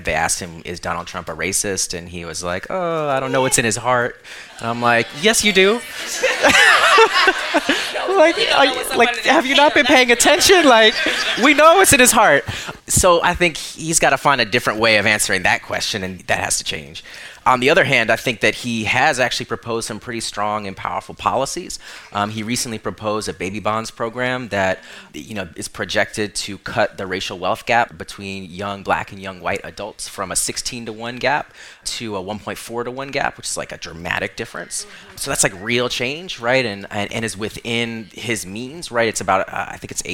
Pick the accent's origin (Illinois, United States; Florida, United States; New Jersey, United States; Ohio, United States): Florida, United States; Orlando; now in New York, United States; I grew up in Orlando, Florida, and now I live in New York